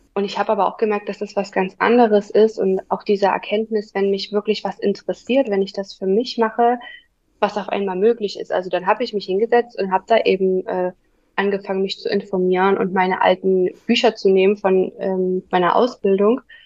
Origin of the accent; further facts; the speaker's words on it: near Dresden, Saxony, Germany; ich komme aus der Nähe von Dresden. Hier wohne ich